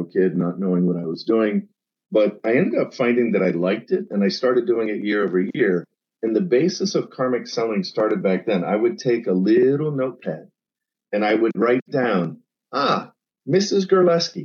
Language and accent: English; central Pennsylvania, United States; grew up in a small town in central PA of 800 people